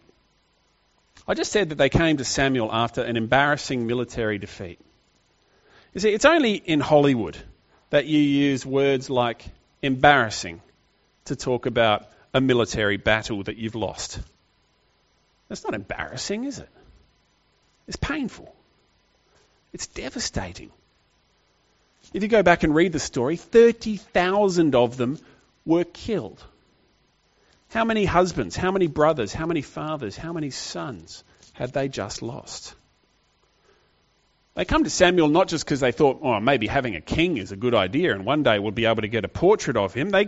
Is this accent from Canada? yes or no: no; Australia; modern Australian readers